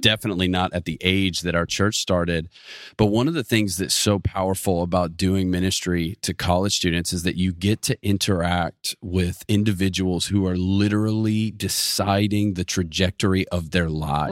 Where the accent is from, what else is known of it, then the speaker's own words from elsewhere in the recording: Atlanta, Georgia, United States; moved away as an adult; now in Auburn, United States; I'm from the Metro Atlanta area